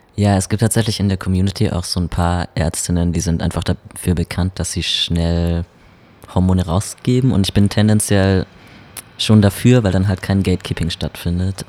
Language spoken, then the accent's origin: German; Baden-Württemberg, Germany; now in Berlin, Germany; ich komme ja aus Baden-Württemberg und wenn ich mir so vorstelle, dass ich mich damals dort geoutet hätte, auf dem Dorf mit so 2000 Leuten